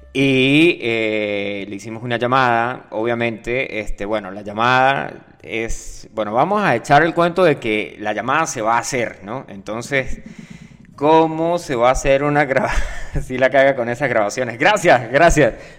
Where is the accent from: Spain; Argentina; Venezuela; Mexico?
Venezuela; de Venezuela, nosotros vivimos cerca de la frontera